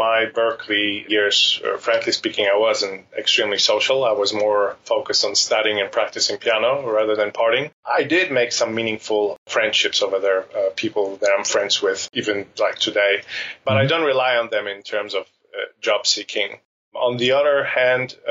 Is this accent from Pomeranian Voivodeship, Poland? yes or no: no; Warsaw, Masovian Voivodeship, Poland; also born or lived in Nairobi, Kenya / Kano, Nigeria; When I was five, we moved back to Poland, to Warsaw.